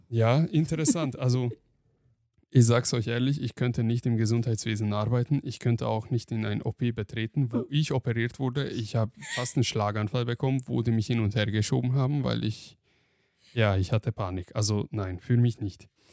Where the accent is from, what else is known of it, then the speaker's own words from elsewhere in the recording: Hungary; moved away; ich bin ja in Ungarn aufgewachsen